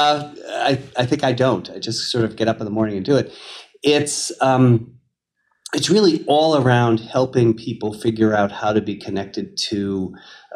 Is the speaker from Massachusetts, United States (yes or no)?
yes; Marlborough, Massachusetts, United States; I grew up in Marlboro